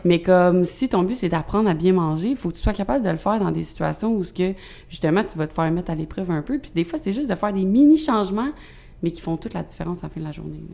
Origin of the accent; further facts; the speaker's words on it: South Shore, Quebec, Canada; je viens pas mal de la rive sud. Je me suis promenée assez pour dire que je viens de la rive sud au complet